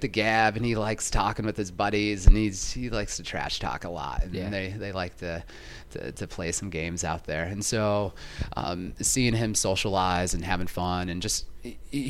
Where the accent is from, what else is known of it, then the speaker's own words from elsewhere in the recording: Idaho, United States; now in Chicago, United States; I'm from Idaho